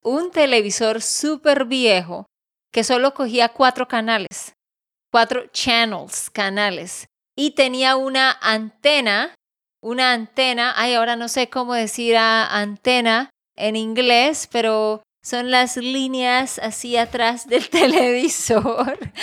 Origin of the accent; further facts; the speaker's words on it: Santander, Colombia; also born or lived in Barranquilla; de Santander, Colombia.